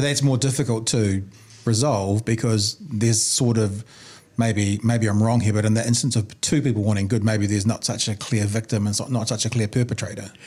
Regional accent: New Zealand; I'm a New Zealander

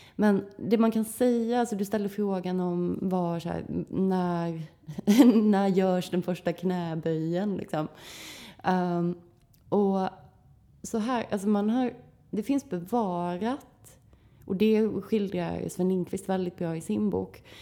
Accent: Växjö, Kronoberg County, Sweden; i mina hemtrakter i, i Växjö

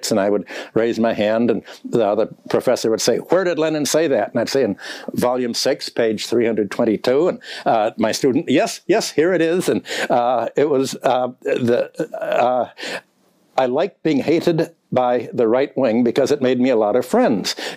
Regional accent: Minneapolis, Minnesota, United States; born there; I was born in Minneapolis which is the only city uh, in the world that was a Trotskyist uh, city.

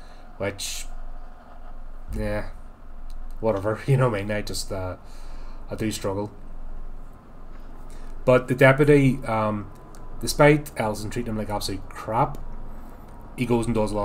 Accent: United Kingdom; me as a Brit

